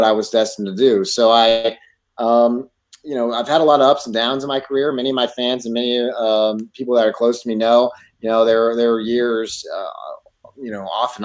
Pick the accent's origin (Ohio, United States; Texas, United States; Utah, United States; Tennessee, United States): Texas, United States; also born or lived in California; I grew up in Texas. We moved to Texas when I turned seven